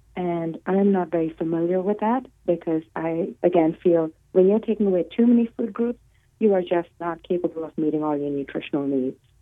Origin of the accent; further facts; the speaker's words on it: India; moved away as an adult; also born or lived in Los Angeles; now in United States; I was born and raised in India